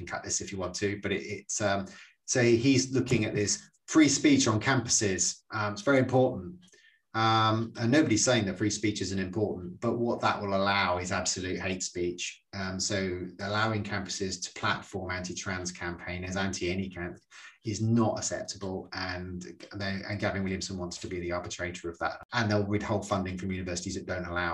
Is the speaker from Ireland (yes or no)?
yes; Ireland; I'm Irish